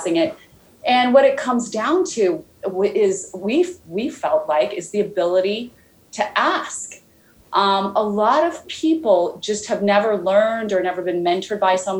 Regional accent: Idaho, United States; I grew up in Idaho

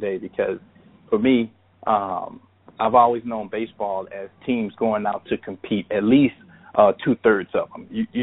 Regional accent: East St. Louis, Illinois, United States; I'm just kid from East St. Louis

